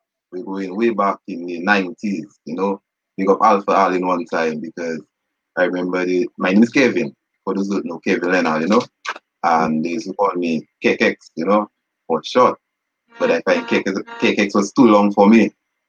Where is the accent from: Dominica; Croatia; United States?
Dominica; also born or lived in Nevis, Saint Kitts and Nevis; No, I was born in Nevis. For those who don't know, yes, I was born in Nevis. I came to Dominica when I was a year and 6 months, you know, so technically a Dominican.